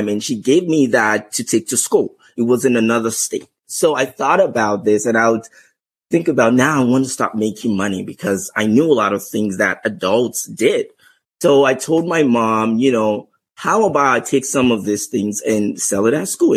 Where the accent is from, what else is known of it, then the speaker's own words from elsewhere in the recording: Lagos, Nigeria; moved away as an adult; also born or lived in Ogun State, Nigeria; now in Canada; growing up in Lagos